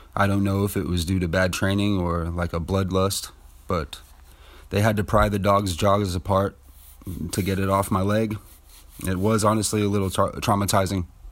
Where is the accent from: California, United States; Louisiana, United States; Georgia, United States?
California, United States; Ceres; also born or lived in Modesto; I was raised in the Central Valley of California, more specifically Ceres and Modesto area